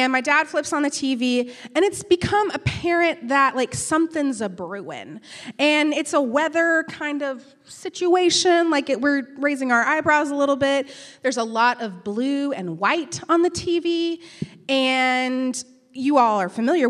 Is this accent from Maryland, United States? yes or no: no; Canyon, Texas, United States; now in Birmingham, United States; Canyon, Texas, which is where I'm from